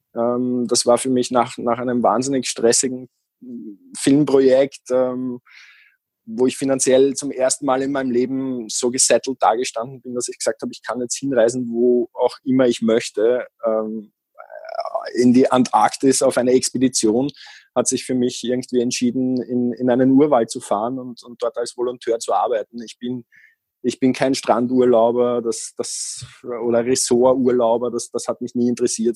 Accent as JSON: {"language": "German", "country": "Austria", "tie": "born or raised there", "also_born_or_lived": "Vienna", "moved": "as an adult", "said": "Ich bin aus Österreich"}